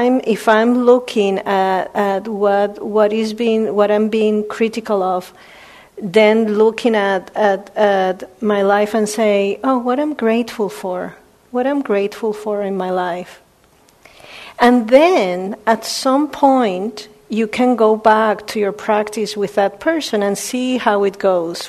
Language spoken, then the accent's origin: English; Puerto Rico; I was born in Puerto Rico.